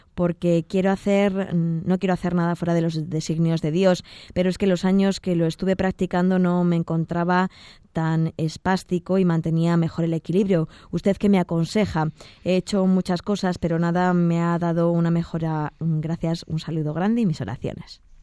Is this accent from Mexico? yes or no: no; Elche, Valencian Community, Spain; soy un chico de Elche